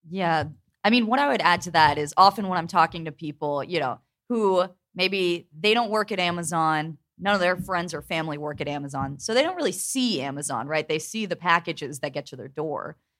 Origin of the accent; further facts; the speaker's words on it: Pittsburgh, Pennsylvania, United States; I'm from Pittsburgh